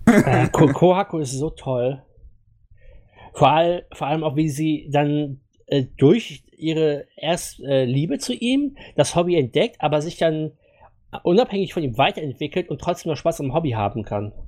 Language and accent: German; Germany; wir hier als Deutsche